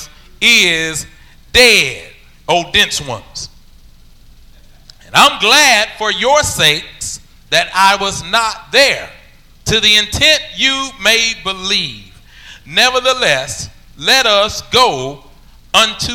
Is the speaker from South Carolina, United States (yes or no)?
no; Alabama, United States; I'm from Alabama